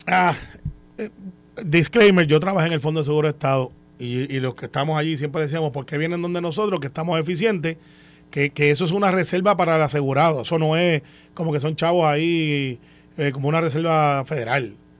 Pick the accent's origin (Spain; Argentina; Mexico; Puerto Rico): Puerto Rico; Guaynabo; Guaynabo, de donde yo soy